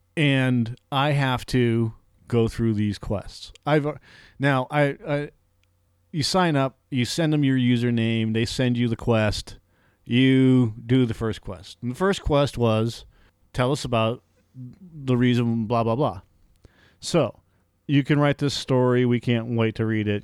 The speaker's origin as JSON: {"language": "English", "region": "Massachusetts", "country": "United States", "tie": "born or raised there", "moved": "yes", "said": "growing up in Massachusetts"}